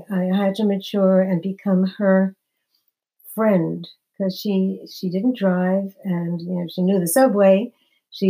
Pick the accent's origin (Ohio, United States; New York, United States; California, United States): New York, United States; New York City; moved away as an adult; now in New Jersey, United States; I'm from Brooklyn, New York. I've been living in New Jersey for many, many years, but I was born and bred in New York until I got married